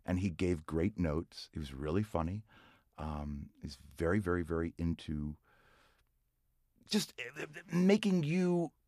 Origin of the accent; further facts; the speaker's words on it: Palm Beach, Florida, United States; Palm Beach, Florida.